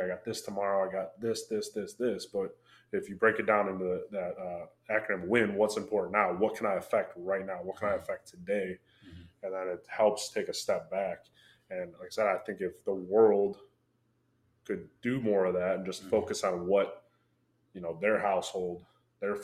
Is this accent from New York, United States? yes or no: no; Michigan, United States; moved away; I'm from Michigan